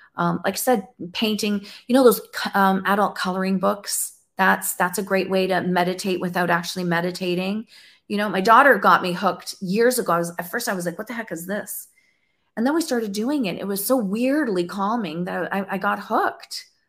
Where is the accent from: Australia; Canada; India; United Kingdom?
Canada; I'm from Canada. I'm in Ontario.